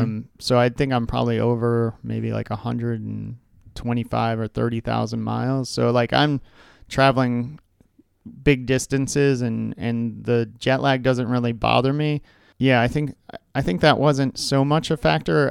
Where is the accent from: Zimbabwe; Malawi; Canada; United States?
United States; Oakton, Virginia; also born or lived in Michigan; now in Arlington, United States; I grew up in Oakton